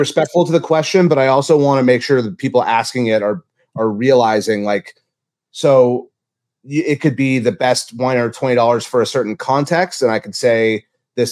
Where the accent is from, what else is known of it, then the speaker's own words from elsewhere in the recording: Santa Barbara, California, United States; also born or lived in Louisiana; I grew up in Santa Barbara, quite lucky to be from such a beautiful place